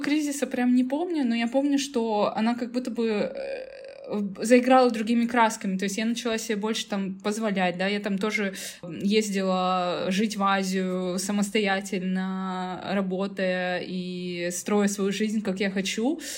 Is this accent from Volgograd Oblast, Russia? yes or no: no; Tyumen, Tyumen Oblast, Russia; прекрасно жить в своей Тюмени, я из Тюмени.